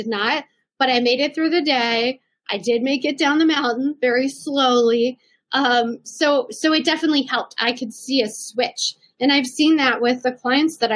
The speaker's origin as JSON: {"language": "English", "region": "Midwest", "country": "United States", "tie": "born or raised there", "moved": "as an adult", "lives_now": "Colorado, United States", "said": "I grew up in the Midwest"}